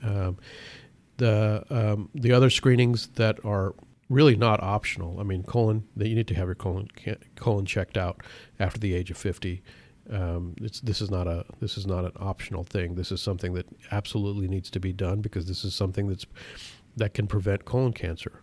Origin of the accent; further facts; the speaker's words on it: Pakistan; moved away; I was born in Pakistan